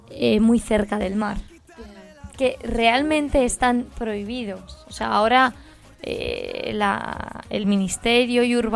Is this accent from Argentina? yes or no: no; Spain